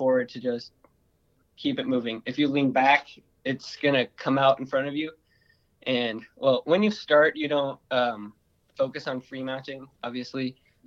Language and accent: English; Carbondale, Illinois, United States; I'm 16 from Carbondale, Illinois